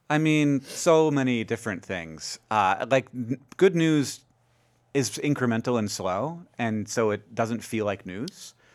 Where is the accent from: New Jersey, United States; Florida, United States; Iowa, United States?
Florida, United States; Orlando; moved away as an adult; also born or lived in Alabama; now in Montana, United States; we moved, shortly moved to Orlando